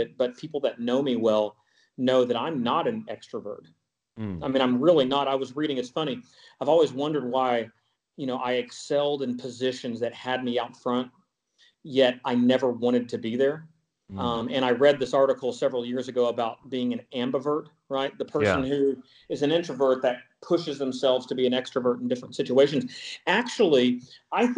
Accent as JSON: {"language": "English", "region": "Texas", "country": "United States", "said": "I'm from Texas"}